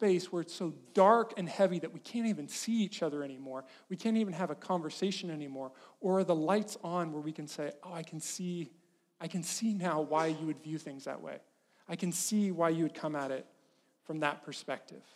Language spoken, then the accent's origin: English; Farmington, California, United States; moved away; the town I grew up in, Farmington, California, is a good place to be from.